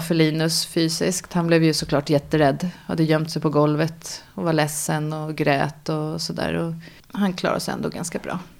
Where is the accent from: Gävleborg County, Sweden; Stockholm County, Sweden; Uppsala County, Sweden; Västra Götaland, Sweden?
Stockholm County, Sweden; Nynäshamn; also born or lived in France / Austria; jag kommer från Nynäshamn eh, och är också uppvuxen i Nynäshamn och bor fortfarande utanför Nynäshamn.